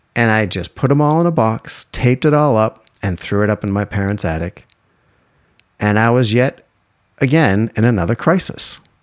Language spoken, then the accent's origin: English; East Coast, United States; moved away as an adult; also born or lived in Glendale, California; I grew up on the East Coast where it was green and four seasons.